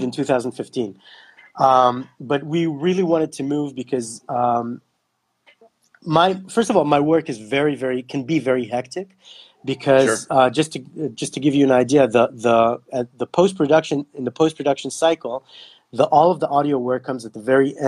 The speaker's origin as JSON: {"language": "English", "country": "Kenya", "tie": "born or raised there", "also_born_or_lived": "Israel / United States", "moved": "yes", "said": "I grew up in Kenya"}